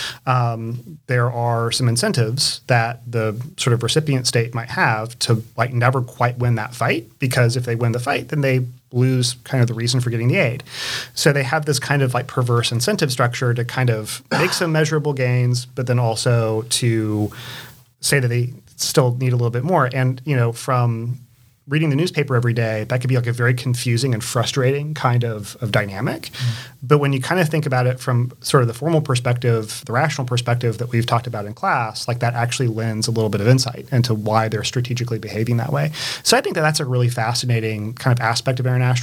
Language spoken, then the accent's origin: English; St. Augustine, Florida, United States; moved away as an adult; also born or lived in Jacksonville, Florida / Chapel Hill, North Carolina; now in Charlotte, United States; I was born in Jacksonville, Florida, but I grew up really in St. Augustine